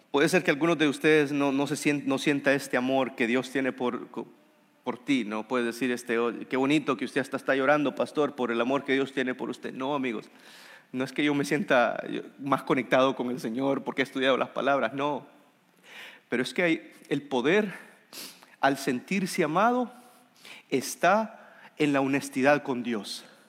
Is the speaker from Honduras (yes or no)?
yes; Honduras; soy hondureño